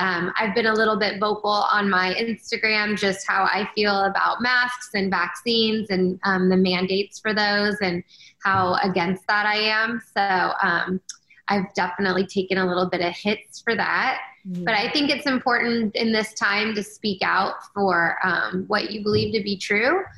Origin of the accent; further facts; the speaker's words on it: Canada; now in United States; I'm actually from Canada